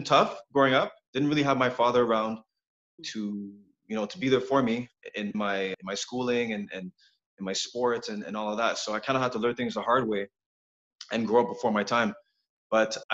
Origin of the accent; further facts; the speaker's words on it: Montreal, Quebec, Canada; Born and raised in Montreal